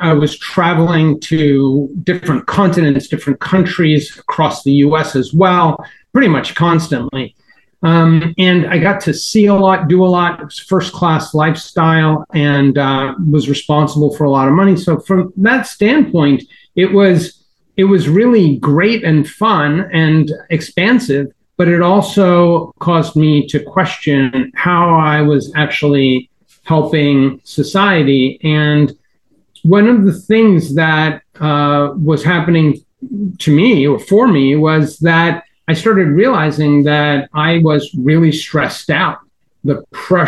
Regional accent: New York, United States; now in Miami, United States; I grew up in New York

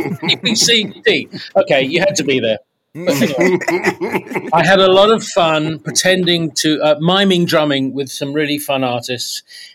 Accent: South East England, United Kingdom; although three of us were all from Southeast London. We grew up in Kent.

